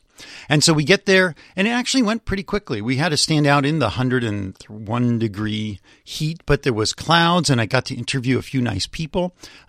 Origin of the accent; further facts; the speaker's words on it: Los Angeles, California, United States; also born or lived in San Francisco; No, I grew up in Los Angeles.